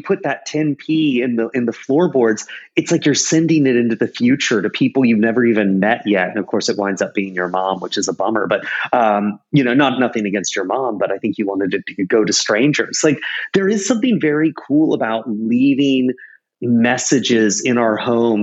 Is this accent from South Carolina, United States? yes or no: yes; South Carolina, United States; now in New York, United States; I'm from South Carolina originally. I live in New York now.